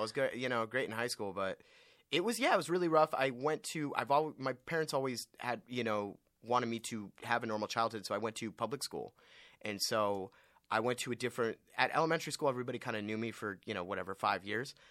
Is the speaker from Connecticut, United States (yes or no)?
no; Westlake Village, California, United States; I'm from Westlake Village, California